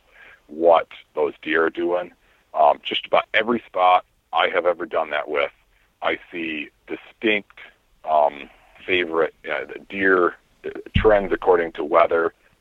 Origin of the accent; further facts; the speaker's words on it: Iowa, United States; my home state of Iowa